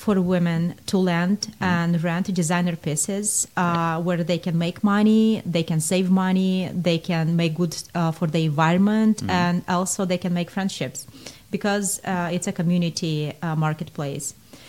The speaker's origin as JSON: {"language": "English", "country": "Moldova", "moved": "as an adult", "lives_now": "United States", "said": "I'm coming from Moldova, and thank you for noticing. Yeah, I do speak five languages, and that's because Moldova used to be part of Soviet Union, and then I used to travel a lot."}